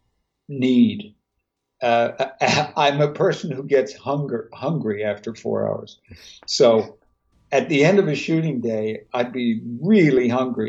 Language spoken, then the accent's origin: English; Newfoundland and Labrador, Canada; moved away; also born or lived in New York / Los Angeles; I come from Newfoundland, Canada